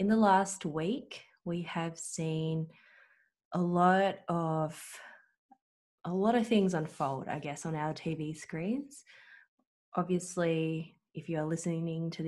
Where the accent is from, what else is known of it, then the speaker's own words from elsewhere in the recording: Australia; Australian-born Chinese, you could say. So I was born here in Australia